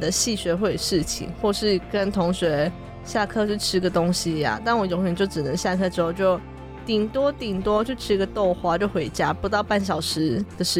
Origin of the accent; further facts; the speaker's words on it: Fengyuan, Taichung, Taiwan; 因为我是在丰原长大的嘛，我就读丰原高中。